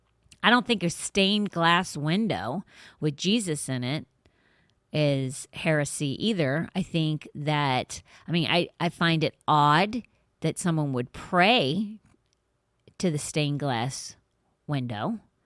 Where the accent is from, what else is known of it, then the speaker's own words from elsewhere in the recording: Ireland; No. And I'm Irish.